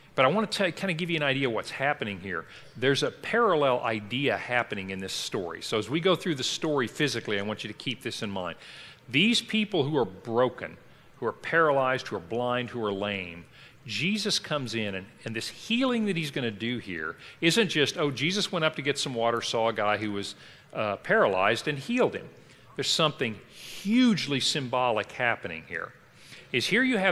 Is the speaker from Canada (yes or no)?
no; Kentucky, United States; I grew up in Kentucky, and there we used go down to a town or you go up to a town.